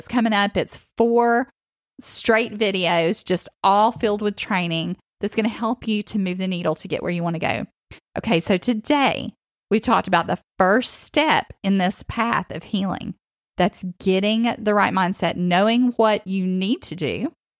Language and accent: English; the South, United States; when I grew up in the South.